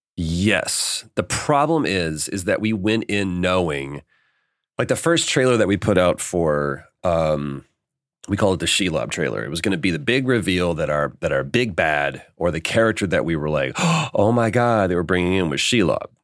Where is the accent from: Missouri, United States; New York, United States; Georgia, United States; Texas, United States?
Texas, United States; Dallas; moved away as an adult; now in Los Angeles, United States; we're both from Texas. We both um, uh, grew up in Dallas and we moved out to LA within weeks of each other.